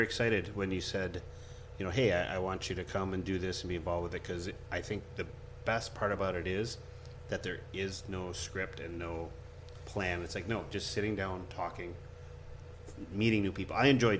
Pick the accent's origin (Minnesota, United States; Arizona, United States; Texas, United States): Minnesota, United States; growing up in Minnesota